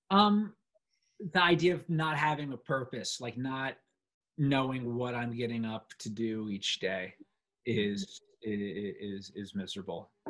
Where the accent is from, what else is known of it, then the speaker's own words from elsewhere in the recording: London, United Kingdom; but I grew up in London, and I love London.